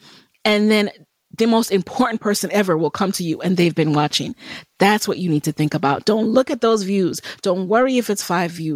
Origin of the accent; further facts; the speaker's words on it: New York City, New York, United States; also born or lived in Jamaica; I grew up in the Bronx